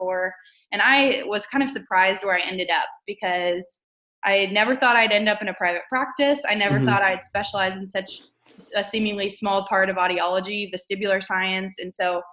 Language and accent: English; Missouri, United States; moved away; I'm originally from Missouri, so I'm excited to be back in the Show Me State.